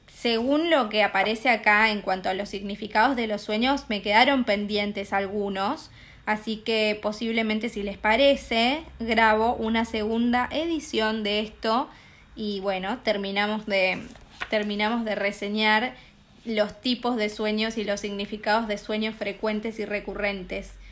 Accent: Argentina; En mi pueblo, en el lugar de donde yo soy, va, en Argentina en general

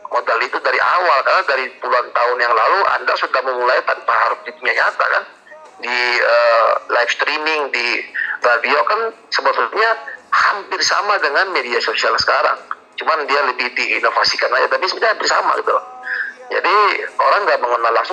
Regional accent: Maluku, Indonesia; salahnya di di Maluku Tenggara di IG karena saya memang dari sana

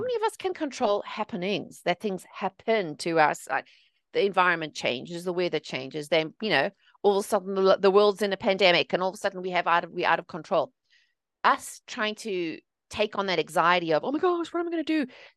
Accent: South Africa; moved away as an adult; also born or lived in England; now in United States; I'm originally from South Africa. I was born and raised there.

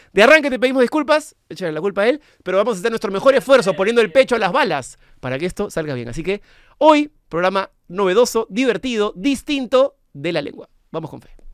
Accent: Peru; yo soy peruano

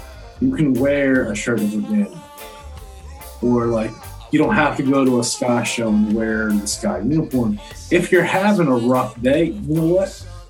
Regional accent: East Coast, United States; growing up on the East Coast

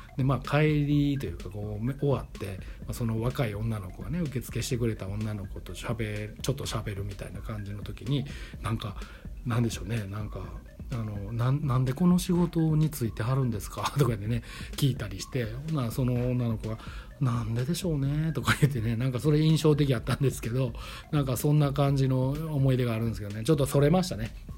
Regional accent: Kobe, Hyogo, Japan; moved away as an adult; also born or lived in Tokyo; now in Delft, Netherlands; 僕神戸出身

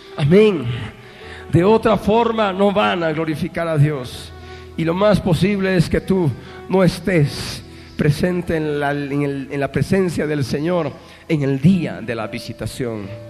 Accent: Bolivia; Somos bolivianos

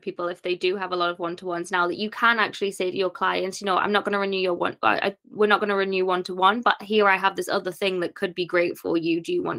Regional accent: North East England, United Kingdom; born or raised there

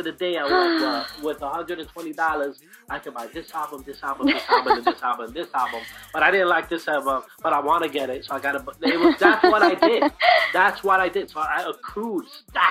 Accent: New York City, New York, United States; I grew up in Brooklyn

